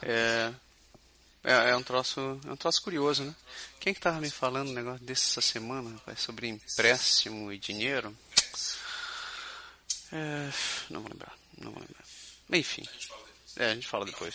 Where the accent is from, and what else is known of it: Curitiba, Paraná, Brazil; now in Quebec City, Canada